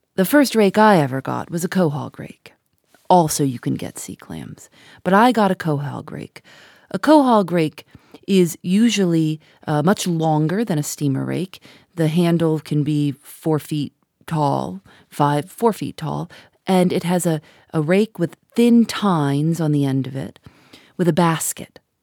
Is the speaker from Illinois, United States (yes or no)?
yes; Chicago, Illinois, United States; I grew up in Chicago